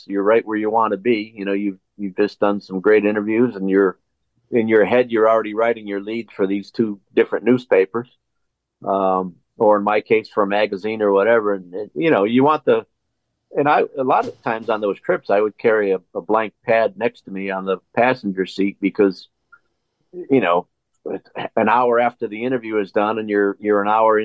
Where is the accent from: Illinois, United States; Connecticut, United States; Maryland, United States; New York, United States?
Connecticut, United States; also born or lived in Massachusetts; I was from Connecticut, so and for a little while from Massachusetts.